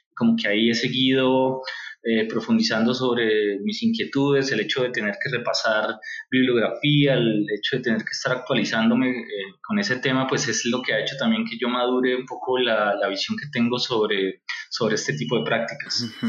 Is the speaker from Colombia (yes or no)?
yes; Colombia; nosotros, eh, como colombianos